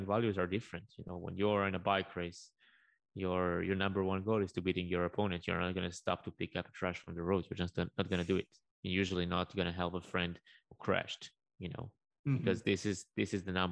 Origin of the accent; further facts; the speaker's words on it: Israel; I come from Israel. Life is not always easy over here